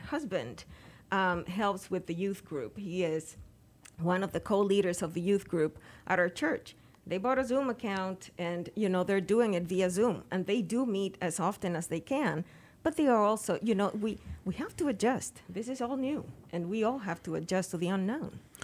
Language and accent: English; Dominican Republic; moved away; Dominican Republic. Yep. That's where I went to school.